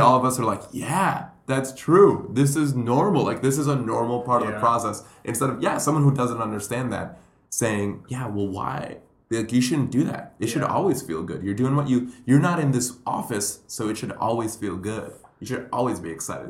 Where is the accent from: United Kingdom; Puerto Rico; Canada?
Puerto Rico; moved away; also born or lived in Colombia; I'm Colombian. I grew up in Puerto Rico